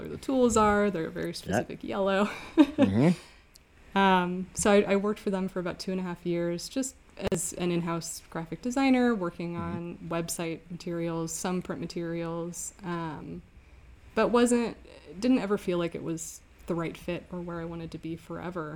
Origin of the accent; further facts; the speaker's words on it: Redmond, Washington, United States; also born or lived in Rhode Island; I grew up outside of Seattle in Redmond, Washington